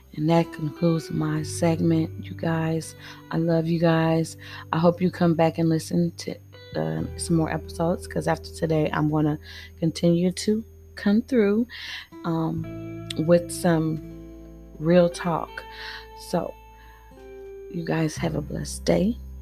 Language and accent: English; United States; I am African American